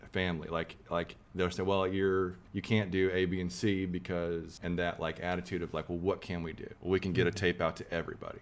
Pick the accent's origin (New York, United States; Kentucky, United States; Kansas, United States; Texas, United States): Texas, United States; we're from Texas